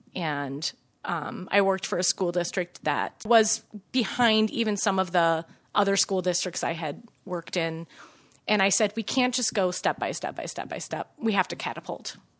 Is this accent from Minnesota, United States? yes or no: yes; Minnesota, United States; also born or lived in Chicago; I grew up in Minnesota